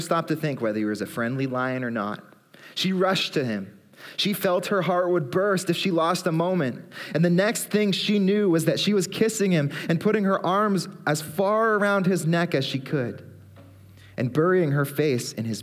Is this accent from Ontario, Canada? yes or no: yes; Aurora, Ontario, Canada; also born or lived in Barrie; I grew up in Aurora, lived in Barrie as well